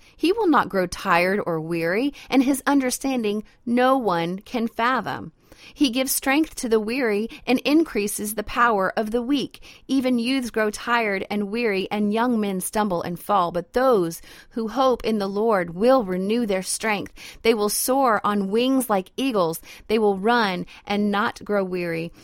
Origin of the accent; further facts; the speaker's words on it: Idaho, United States; now in Louisiana, United States; I'm originally from Idaho, so I'm a mountain girl myself.